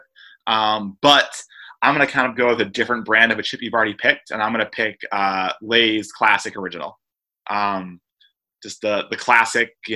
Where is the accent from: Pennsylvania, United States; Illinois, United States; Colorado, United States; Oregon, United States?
Colorado, United States; Boulder; also born or lived in Triangle, North Carolina; now in North Carolina, United States; I'm from Boulder